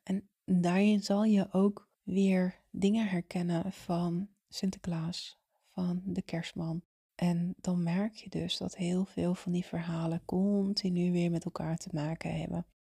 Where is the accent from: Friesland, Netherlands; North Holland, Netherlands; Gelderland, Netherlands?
North Holland, Netherlands; Zaanstreek; Ik kom zelf uit de Zaanstreek